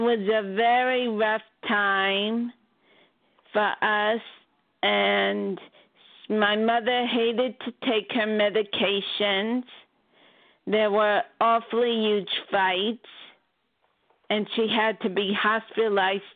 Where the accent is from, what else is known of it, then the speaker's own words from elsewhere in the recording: Baldwin, New York, United States; also born or lived in Flushing, New York; I was born in Flushing, New York, but I lived as a child in Baldwin, Long Island